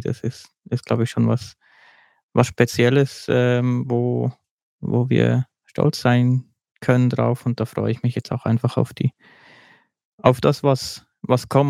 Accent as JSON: {"language": "German", "country": "Switzerland", "said": "bei uns in der Schweiz"}